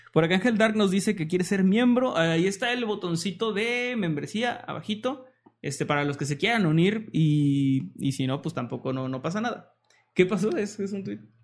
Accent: northern Mexico, Mexico; accent: norteño

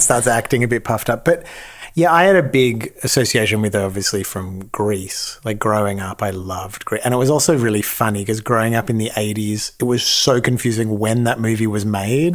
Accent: Australia; now in Los Angeles, United States; I'm Australian

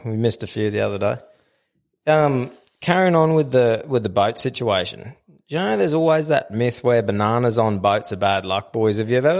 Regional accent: Queensland, Australia; it was a bit of a rough year as a Queenslander.

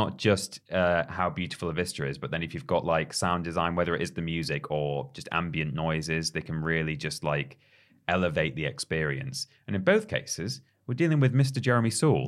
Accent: United Kingdom; us being British

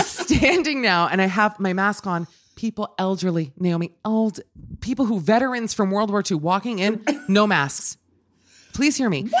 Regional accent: Miami, Florida, United States; moved away; I grew up in Miami, a big driving town

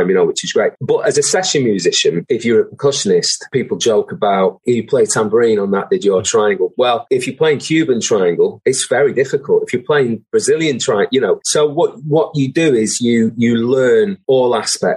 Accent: Manchester, North West England, United Kingdom; I was from Burnage, you know, in South Manchester

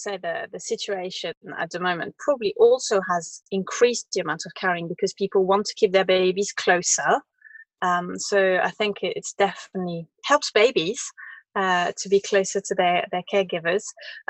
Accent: France; English is a second language; As I remember, it was hardly nowhere. I'd never seen it. Until I had a little job when I was 18 in Paris

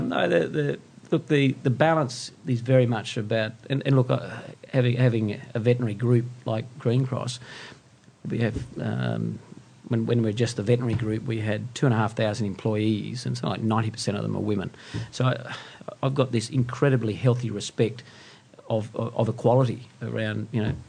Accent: Western Queensland, Australia; moved away as an adult; also born or lived in Brisbane; now in Sydney, Australia; I grew up in Western Queensland

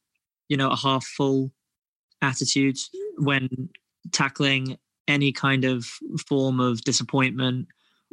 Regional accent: Kingston upon Thames, London, United Kingdom; I am from Kingston, up on Thames.

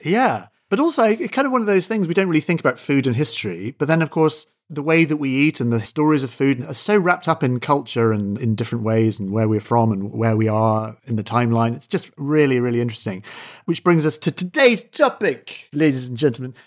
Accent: Scotland, United Kingdom; As a Scot, I grew up eating porridge at school

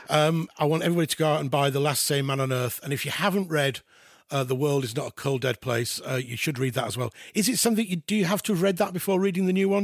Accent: Halifax, Yorkshire and the Humber, United Kingdom; I'm from West Yorkshire. I'm from Halifax

